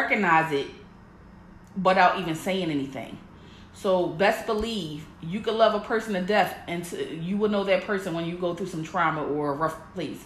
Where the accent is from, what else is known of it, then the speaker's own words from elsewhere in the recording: Philadelphia, Pennsylvania, United States; moved away as an adult; I was born and raised in Philly.